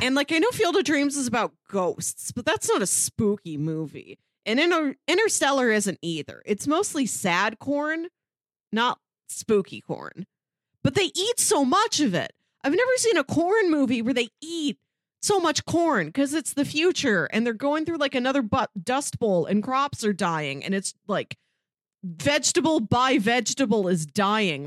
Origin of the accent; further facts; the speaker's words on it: Midwest, United States; as a Midwesterner